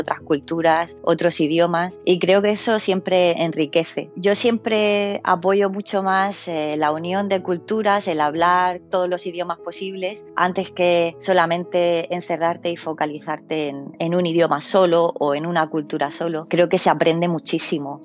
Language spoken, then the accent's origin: Spanish; Murcia, Region of Murcia, Spain; also born or lived in United Kingdom / Switzerland / Germany; now in Birmingham, United Kingdom; soy de Murcia, de una ciudad chiquitita.